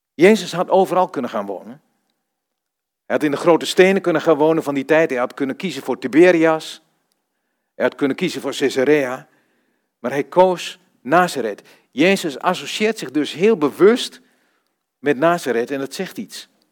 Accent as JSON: {"language": "Dutch", "town": "Vroomshoop", "region": "Overijssel", "country": "Netherlands", "tie": "born or raised there", "also_born_or_lived": "Almelo / Rotterdam / Zevenaar / Duiven", "moved": "yes", "said": "Ik kom uit Vroomshoop"}